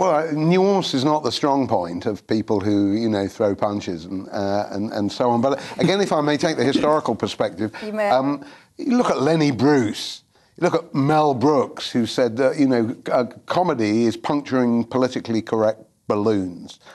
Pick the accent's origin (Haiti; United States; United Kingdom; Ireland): United Kingdom; London; I was from London